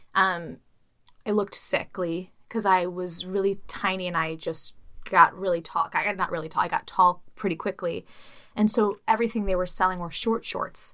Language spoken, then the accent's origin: English; Chicago, Illinois, United States; I'm from Chicago